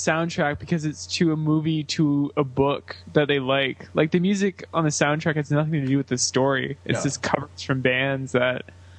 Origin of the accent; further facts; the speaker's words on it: Canada; I'm Canadian.